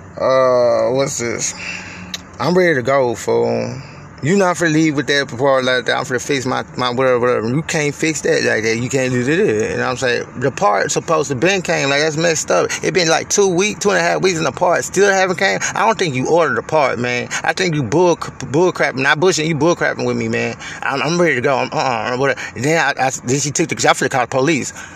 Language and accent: English; Houston, Texas, United States; moved away as an adult; I'm from Houston